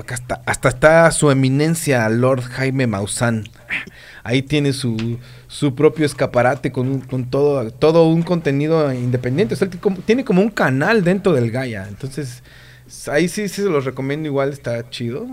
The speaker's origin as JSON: {"language": "Spanish", "town": "Pachuca", "region": "Hidalgo", "country": "Mexico", "moved": "yes", "lives_now": "Playa del Carmen, Mexico", "said": "muchos somos de Pachuca"}